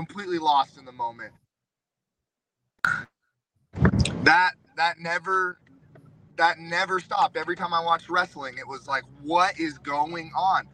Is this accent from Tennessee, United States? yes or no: yes; Knoxville, Tennessee, United States; Bianca Belair is from my hometown. We went to the same high school, same time